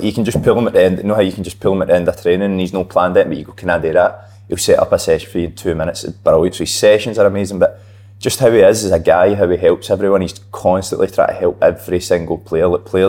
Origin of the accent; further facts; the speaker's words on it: Scotland, United Kingdom; moved away; because I'm Scottish, not here